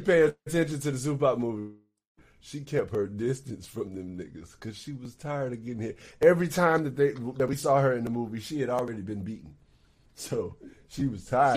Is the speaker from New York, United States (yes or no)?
no; Texas, United States; I grew up in Texas